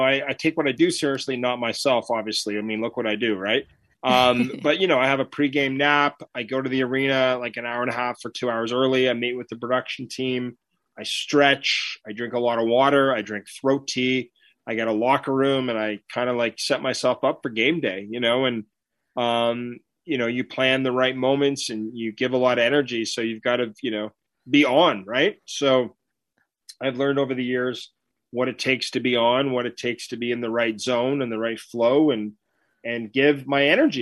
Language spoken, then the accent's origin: English; Ottawa, Ontario, Canada; I grew up in Ottawa. I'm from Canada